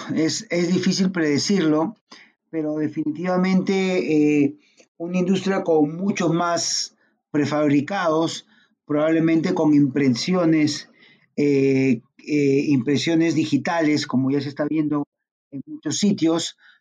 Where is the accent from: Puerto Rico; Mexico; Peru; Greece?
Peru